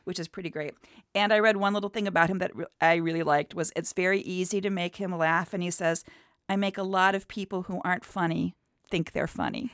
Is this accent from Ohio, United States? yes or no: yes; outside of Cleveland, Ohio, United States; I grew up outside of Cleveland.